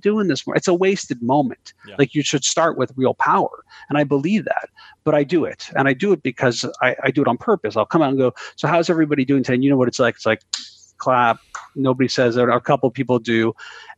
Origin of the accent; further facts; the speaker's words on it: Canada; I'm Canadian